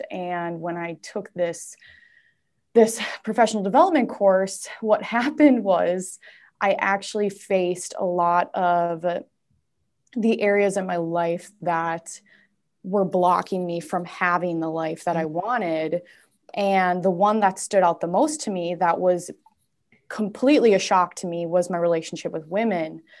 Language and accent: English; Saint Paul, Minnesota, United States; um, let's see, I'm from St. Paul, so I'm from the Twin Cities area. Um, I live in Minneapolis now, but I have moved many different times.